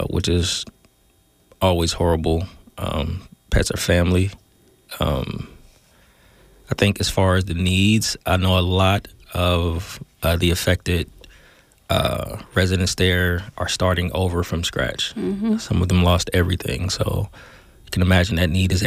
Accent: Oakland, California, United States; Born and raised in the Deep myself.

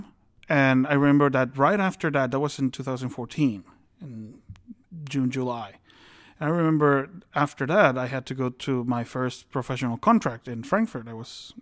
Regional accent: Guatemala; moved away; my home country, Guatemala.

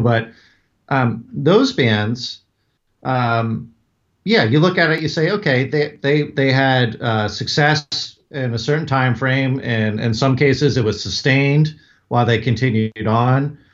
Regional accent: Northern Virginia, United States; growing up in Northern Virginia, right outside D C

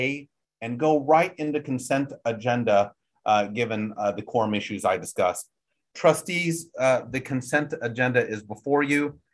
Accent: Texas, United States; I'm a Texan.

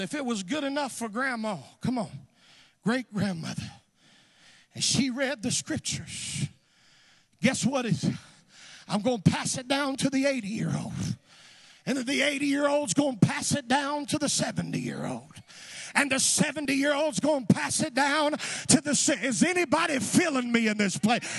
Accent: North Carolina, United States; moved away; I'm from the South. I'm from North Carolina originally.

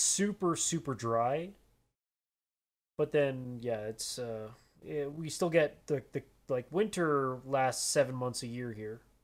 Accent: Canada; I'm Canadian.

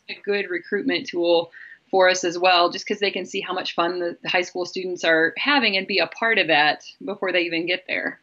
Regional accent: Lewiston, Idaho, United States; I grew up in Lewiston, Idaho

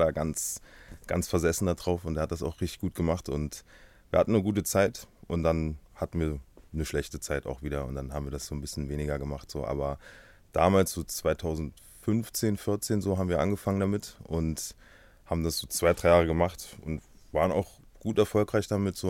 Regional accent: Halle, Saxony-Anhalt, Germany; ich komme aus Halle Saale, geboren und aufgewachsen

